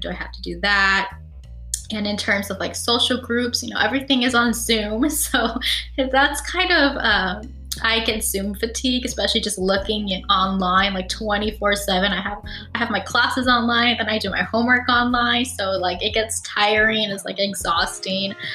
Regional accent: California, United States; I am from California and I'm familiar with that system

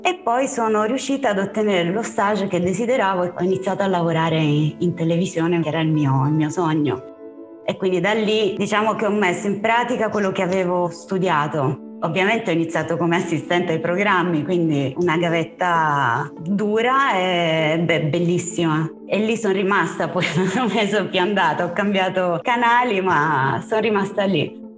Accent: Apulia, Italy; now in Rome, Italy; io non sono romana, io sono cresciuta in Puglia, in una città di provincia, e io son dovuta venire a Roma

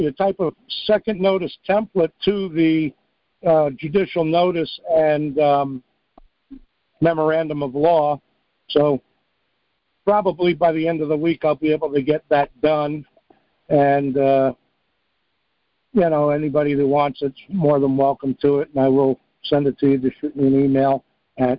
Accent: New York, United States; moved away; also born or lived in Missoula, Montana; I grew up in New York.

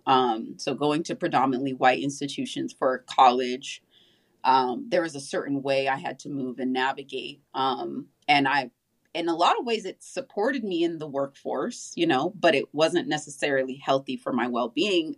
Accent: Southern California, United States; I grew up in Southern California

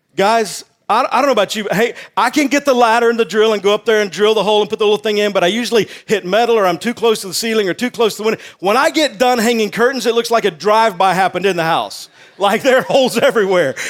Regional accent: Texas, United States; also born or lived in Wake Forest, North Carolina; I'm from Texas

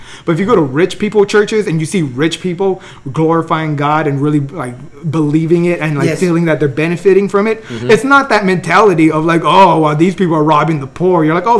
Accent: El Monte, California, United States; I grew up in Almonte. You sure? Almonte, California.

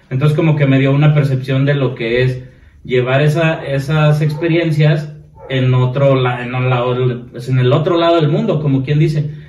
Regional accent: Mexico; siendo mm, mexicano.

